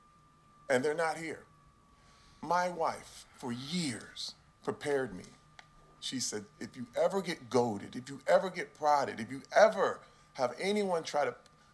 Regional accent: Flint, Michigan, United States; I'm from Flint, Michigan

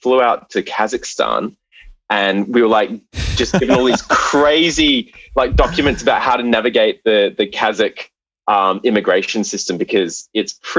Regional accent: Brisbane, Queensland, Australia; I was from Brisbane

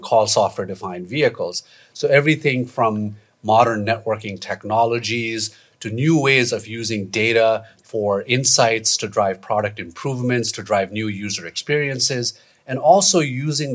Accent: Nepal; moved away as an adult; I'm originally from Nepal. I moved here about 30 years ago

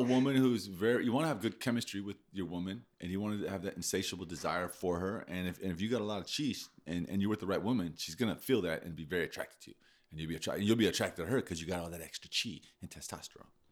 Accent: United States; I'm an American

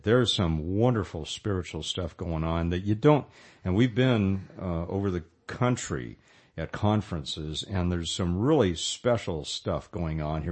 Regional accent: Modesto, California, United States; I was from Modesto

